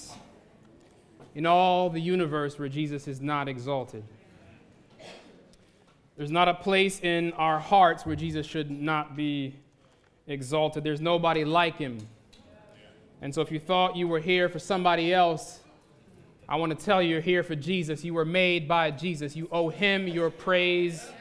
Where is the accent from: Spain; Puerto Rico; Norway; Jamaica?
Jamaica; Santa Cruz; now in United States; I was born in Jamaica, in rural Jamaica, in a little town, real small town called Santa Cruz